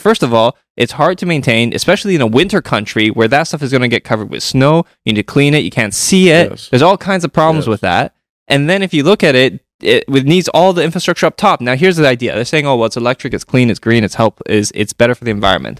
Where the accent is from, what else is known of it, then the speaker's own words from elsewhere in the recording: Toronto, Ontario, Canada; growing up in Toronto